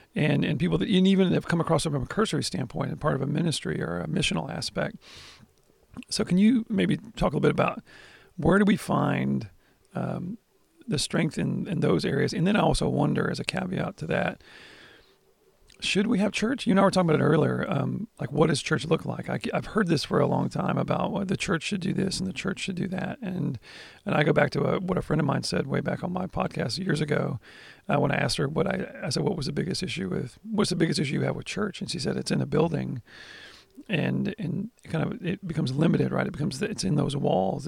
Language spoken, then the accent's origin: English; United States